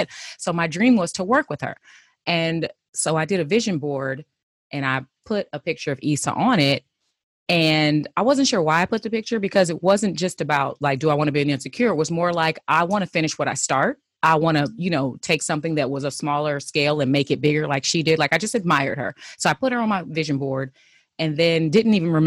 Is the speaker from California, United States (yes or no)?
yes; Inglewood, California, United States; Born and raised in Inglewood, bred and fed